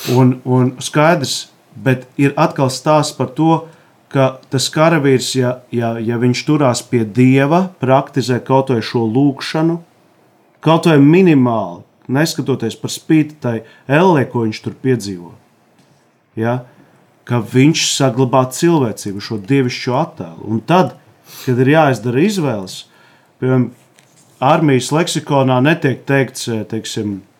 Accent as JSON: {"language": "Latvian", "town": "Jēkabpils", "country": "Latvia", "tie": "born or raised there", "said": "Es no Jēkabpils, tur ir Kruspils."}